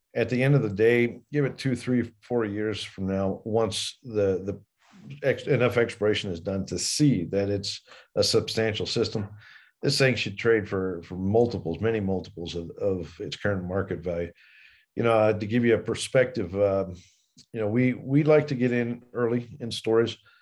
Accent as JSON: {"language": "English", "region": "Colorado", "country": "United States", "tie": "born or raised there", "said": "I grew up partly here in Colorado"}